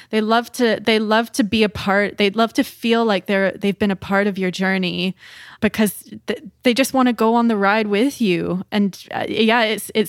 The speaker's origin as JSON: {"language": "English", "town": "Dawson Creek", "region": "British Columbia", "country": "Canada", "said": "when I moved here from Dawson Creek, which is a very small town, uh, and the the town that I'm in now, we're a population of about 75,000 people but we're quite remote in the north. Um, we're kind of the northern hub of BC."}